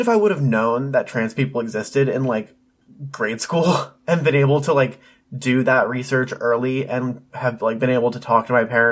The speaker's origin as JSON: {"language": "English", "region": "Pennsylvania", "country": "United States", "tie": "born or raised there", "said": "I was born in Pennsylvania in the small town that we are from to Jennifer and Darren, the parents of this story"}